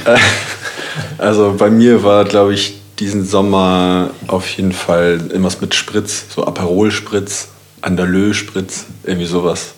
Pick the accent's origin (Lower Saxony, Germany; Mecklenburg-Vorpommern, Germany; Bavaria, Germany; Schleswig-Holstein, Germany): Schleswig-Holstein, Germany; Kiel; ich komme auch aus Kiel